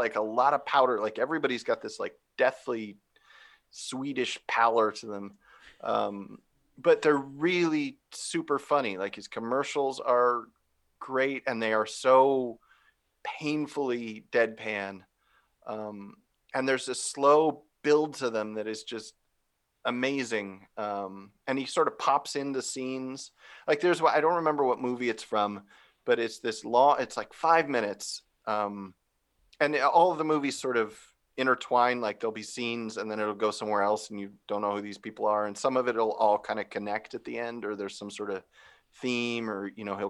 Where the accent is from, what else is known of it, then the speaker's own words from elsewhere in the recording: Phoenix, Arizona, United States; I grew up in Arizona, in Phoenix